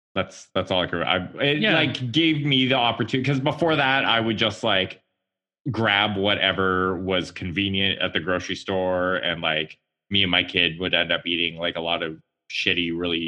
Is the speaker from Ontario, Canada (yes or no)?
no; Salmon Arm, British Columbia, Canada; moved away; drove up to my hometown, which is Salmon Arm